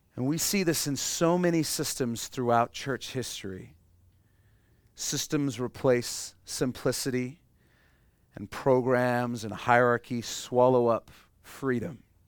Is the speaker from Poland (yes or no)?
no; Canada; we're Canadian